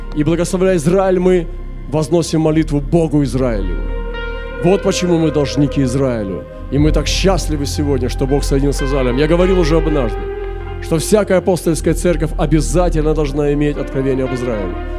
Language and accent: Russian; Russia; Если я уроженец России, если здесь моя родина